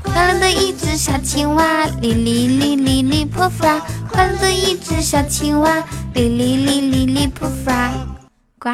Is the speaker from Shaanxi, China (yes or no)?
no; Inner Mongolia, China; moved away; 我是内蒙古的孩子，我可以套马